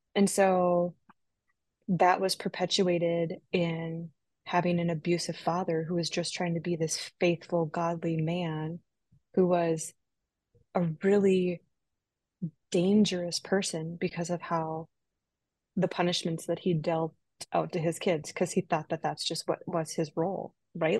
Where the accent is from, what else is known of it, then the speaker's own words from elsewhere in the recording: Minnesota, United States; moved away as an adult; also born or lived in Pacific Northwest; I grew up in Minnesota